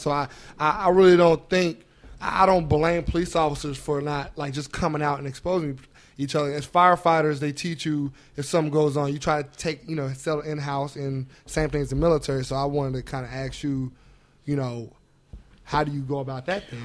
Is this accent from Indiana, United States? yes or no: yes; Indianapolis, Indiana, United States; I'm from Indianapolis, um, East Side, 34th Street. Like that's where I that's where I was raised